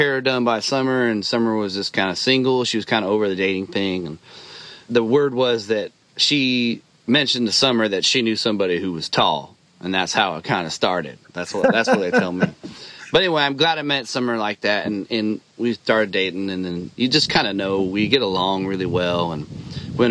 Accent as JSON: {"language": "English", "town": "Dixon", "region": "California", "country": "United States", "tie": "born or raised there", "also_born_or_lived": "Chico, California", "moved": "as an adult", "lives_now": "Nashville, United States", "said": "I was a kid from Dixon"}